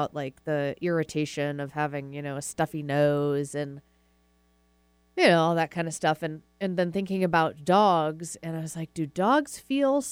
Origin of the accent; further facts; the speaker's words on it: Massachusetts, United States; moved away; I'm from Massachusetts, so I've got a lot of family up there